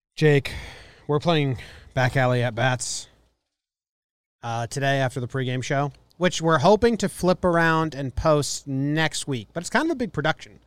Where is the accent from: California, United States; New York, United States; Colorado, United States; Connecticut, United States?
Connecticut, United States; moved away as an adult; Since I was fourteen to, I moved away from Connecticut, twenty-four